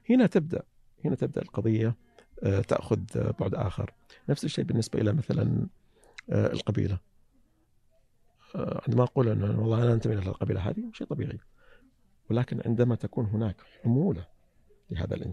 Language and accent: Arabic; Saihat, Eastern Province, Saudi Arabia; سيهات اي سيهات لهجتنا يقولون انها قريبه من لهجه اهل الكويت